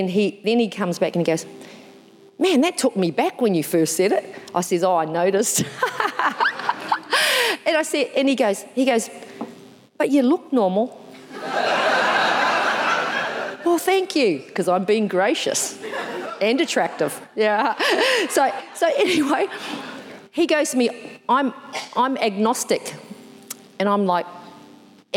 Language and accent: English; New Zealand; I'm from New Zealand, I'm a Māori